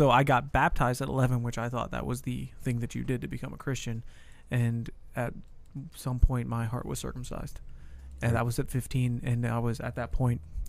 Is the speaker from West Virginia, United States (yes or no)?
yes; Wellsburg, West Virginia, United States; moved away as an adult; also born or lived in Texas; Wellsburg, West Virginia. That's where I grew up.